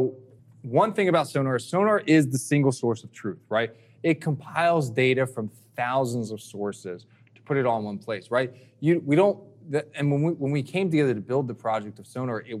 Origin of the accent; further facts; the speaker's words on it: Philadelphia, Pennsylvania, United States; moved away; I'm originally from Philly